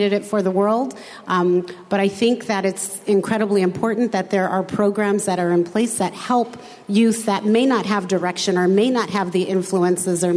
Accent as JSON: {"language": "English", "area": "a suburb just east of Los Angeles", "region": "Southern California", "country": "United States", "tie": "born or raised there", "said": "They moved the family to Southern California in the 60s, where I grew up in a suburb just east of Los Angeles"}